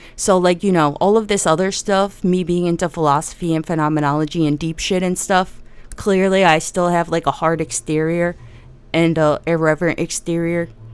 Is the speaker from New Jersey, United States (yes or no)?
yes; New Jersey, United States; I'm from New Jersey, uh, and I, and the part of New Jersey that's just west of New York City